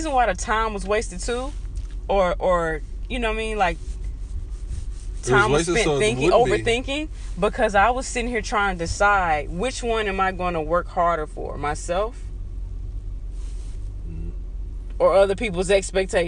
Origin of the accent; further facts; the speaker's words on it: Mississippi, United States; 20 years of growing up in Mississippi